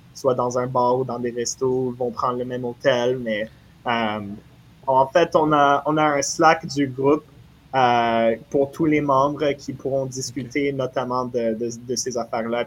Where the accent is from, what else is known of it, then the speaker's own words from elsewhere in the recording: Montreal, Quebec, Canada; j'ai grandi à Montréal, je suis né à Montréal